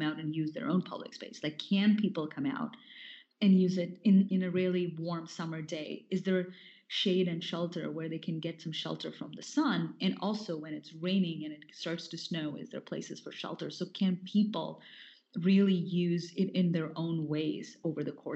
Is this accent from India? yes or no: yes; North India, India; growing up in India, because I grew up in North India